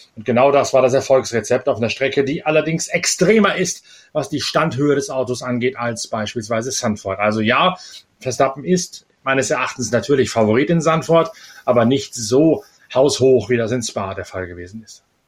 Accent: East Frisia, Lower Saxony, Germany; als Ostfriese von der Nordseeküste

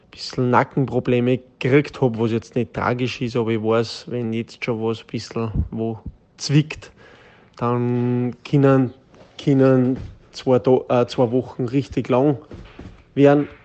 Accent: Austria; wie ich es selten auch bei uns daheim in Österreich erlebt habe.

